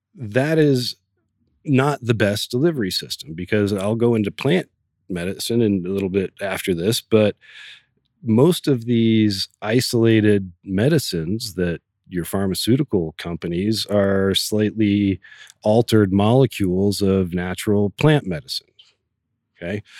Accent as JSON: {"language": "English", "region": "Oregon", "country": "United States", "tie": "born or raised there", "said": "growing up in Oregon"}